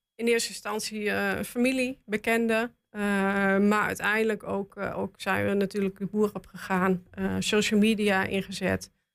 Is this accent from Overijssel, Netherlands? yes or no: yes; Goor, Overijssel, Netherlands; ik kom uit Goor